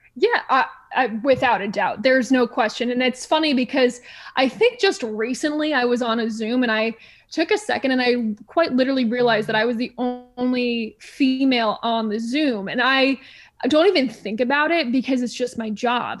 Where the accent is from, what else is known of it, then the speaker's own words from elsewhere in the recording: Stamford, Connecticut, United States; moved away as an adult; also born or lived in Providence; now in Houston, United States; I grew up in Stamford, Connecticut, so I was about forty-five minutes from New York City